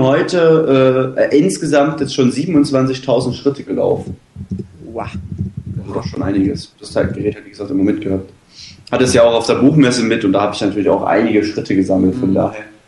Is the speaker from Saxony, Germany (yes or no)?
yes; Dresden, Saxony, Germany; Bei uns in Dresden